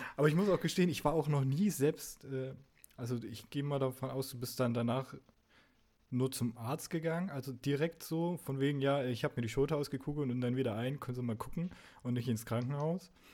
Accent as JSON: {"language": "German", "area": "the East", "region": "East Germany", "country": "Germany", "tie": "born or raised there", "said": "Ich bin im Osten aufgewachsen"}